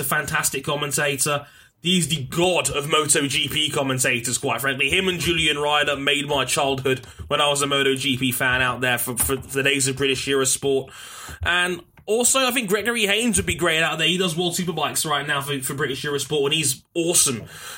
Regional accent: Australia; Also, like Shadow Force said, I'd pick Neil Crompton and Alan Jones because I'm Australian.

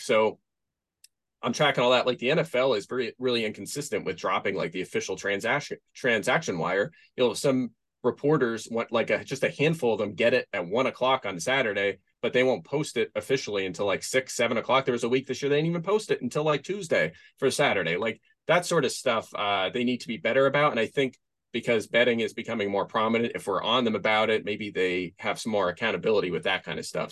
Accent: Pennsylvania, United States; moved away; I am from Pennsylvania originally.

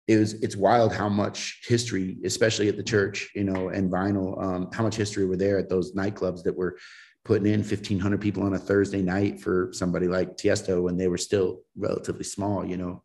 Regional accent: Colorado, United States; So it's like, for me, and, you know, kind of growing up in Colorado, I was able to have access to some of that stuff at an early age

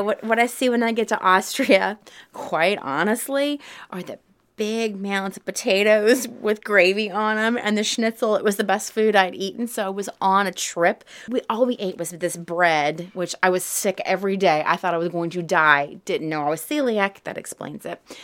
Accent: Southern, United States; accent: Southern twang; when I speak German, I speak with a little bit of a Southern twang

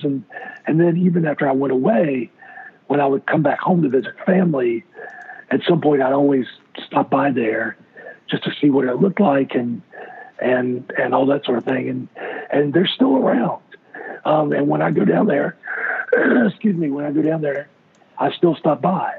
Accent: Brunswick, Georgia, United States; moved away as an adult; also born or lived in St. Simons, Georgia; now in Charlotte, United States; I grew up in South Georgia on the coast, Brunswick, Georgia

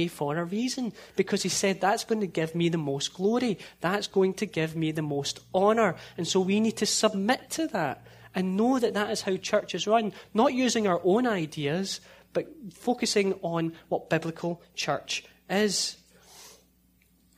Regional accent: a town just outside of Glasgow, Scotland, United Kingdom; now in United States; In my hometown, I lived in a town just outside of Glasgow, and in my hometown, you could get 8 or 9 churches within less than a mile

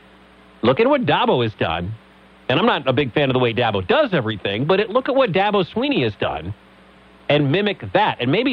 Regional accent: Detroit, Michigan, United States; And I was born in Detroit. And Detroit kind of sucks, and the football team sucks, and everything. And it's cold.

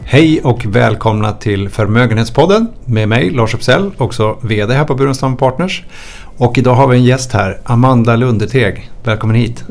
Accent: Sweden; Jag är ju svensk

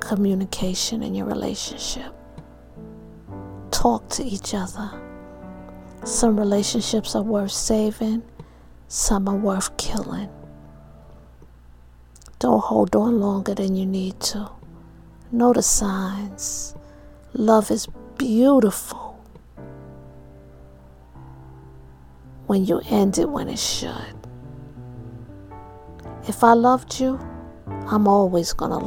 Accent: New York, United States; my hometown, New York, from Harlem and from Strong Island

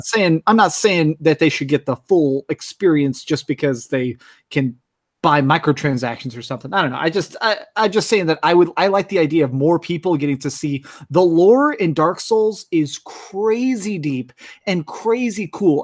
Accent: Texas, United States; I grew up in Texas

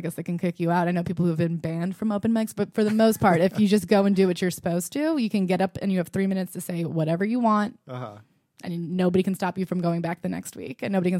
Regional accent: New York, United States; I am a comic and I'm here to talk about my experience as a New Yorker who does comedy.

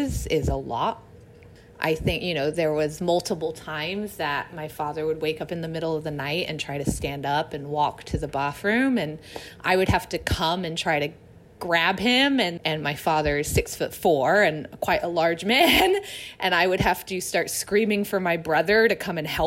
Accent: England, United Kingdom; now in Los Angeles, United States; We're all English

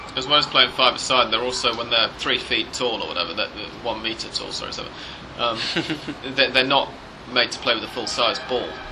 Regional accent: England, United Kingdom; as an Englishman

